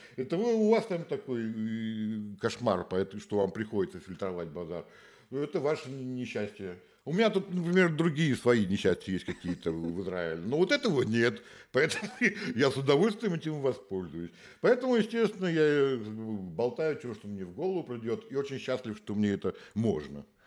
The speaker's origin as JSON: {"language": "Russian", "region": "Saint Petersburg", "country": "Russia", "moved": "yes", "said": "я же из Питера"}